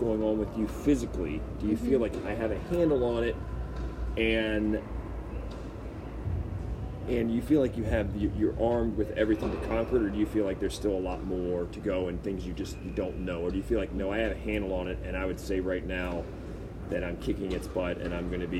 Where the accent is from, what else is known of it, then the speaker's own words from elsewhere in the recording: Baltimore, Maryland, United States; I was from Baltimore